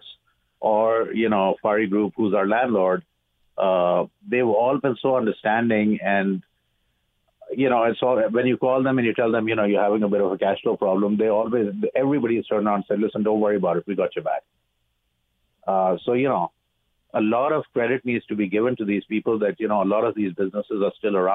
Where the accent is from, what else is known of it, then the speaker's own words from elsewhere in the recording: Pakistan; also born or lived in United States / Dubai; now in Canada; I'm originally from Pakistan